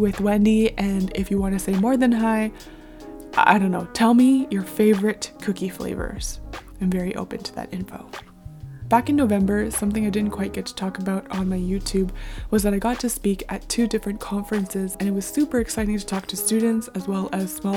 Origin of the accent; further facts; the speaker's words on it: Canada; I'm born and raised in North America, specifically Canada